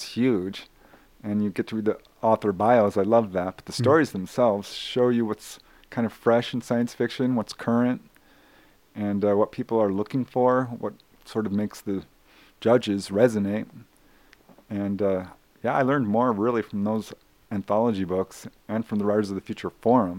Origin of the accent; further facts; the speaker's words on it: Topanga Canyon, California, United States; I grew up in Topanga Canyon